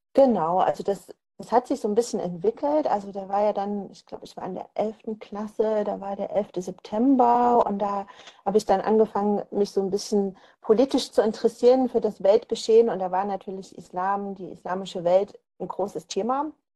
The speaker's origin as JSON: {"language": "German", "region": "East Germany", "country": "Germany", "tie": "born or raised there", "said": "Ich komme ja eben aus, aus Ostdeutschland, ähm, bin da auch aufgewachsen"}